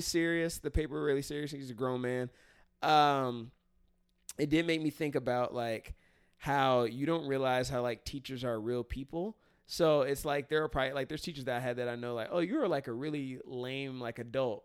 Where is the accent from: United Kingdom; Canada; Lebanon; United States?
United States; Cincinnati, Ohio; moved away as an adult; now in California, United States; I haven't lived in the city I grew up in since I graduated